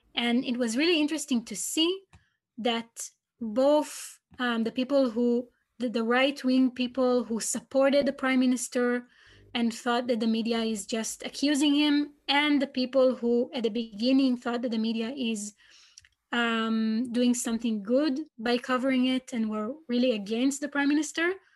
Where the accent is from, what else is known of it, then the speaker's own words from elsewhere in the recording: Israel; I'm from Israel